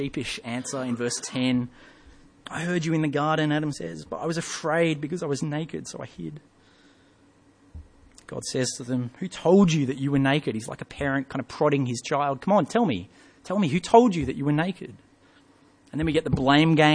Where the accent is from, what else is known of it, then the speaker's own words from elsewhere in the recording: England, United Kingdom; moved away; When I was young, I grew up in England